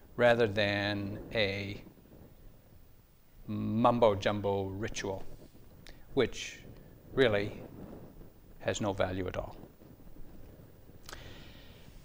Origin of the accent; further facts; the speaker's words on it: New England, United States; I was born and raised in New England